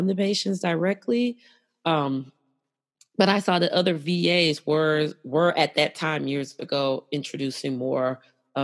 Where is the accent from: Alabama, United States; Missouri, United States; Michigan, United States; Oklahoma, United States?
Missouri, United States; St. Louis; moved away as an adult; I ended up moving back to my hometown of St. Louis, Missouri